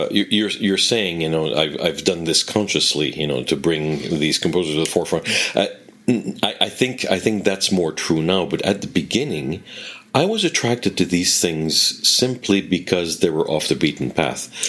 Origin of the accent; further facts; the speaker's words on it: Quebec, Canada; accent: Quebec French; which are not uh, Quebec. I tend to be a little bit of a chameleon and change my accent a little bit to uh, to sound more international, because uh, above all, I want to be understood. Because if I really spoke the way I spoke at home